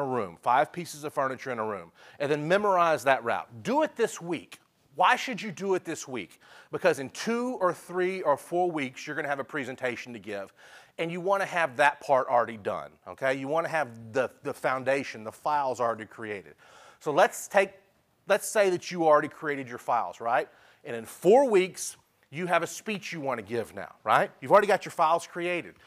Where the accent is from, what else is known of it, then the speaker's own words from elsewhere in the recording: Dallas, Texas, United States; I'm from Dallas